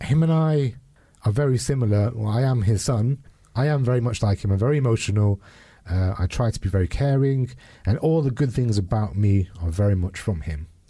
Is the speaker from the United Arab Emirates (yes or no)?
no; United Kingdom; grew up in the eighties and nineties as a British Pakistani Muslim man who was gay